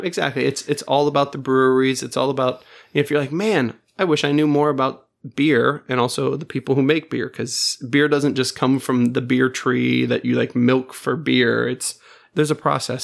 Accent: Space Coast, Florida, United States; I'm from the Space Coast

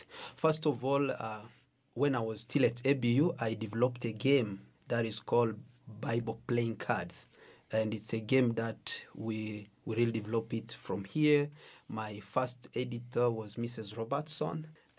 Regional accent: DR Congo; English is a second language; now in Uganda; First of all, I came from Congo. As a refugee, I was running for my life because the place where I was staying, there was a lot of fight. So I had to run to Uganda.

